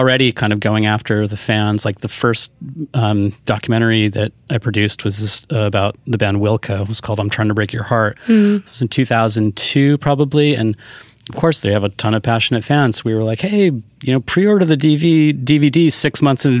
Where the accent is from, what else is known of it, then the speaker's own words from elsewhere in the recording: California, United States; I grew up in California